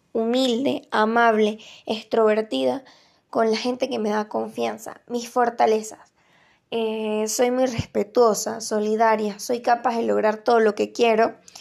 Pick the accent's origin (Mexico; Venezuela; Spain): Venezuela; now in Santa Juana; Soy de María Venezuela